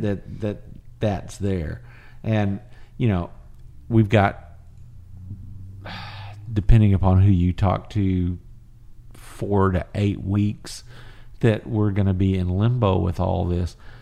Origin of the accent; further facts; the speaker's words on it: Fort Worth, Texas, United States; I grew up in Fort Worth